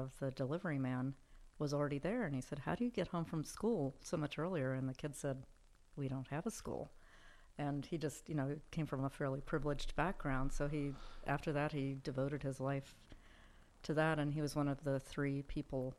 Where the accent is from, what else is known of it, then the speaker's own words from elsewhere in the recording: Chapel Hill, North Carolina, United States; I grew up in Chapel Hill, North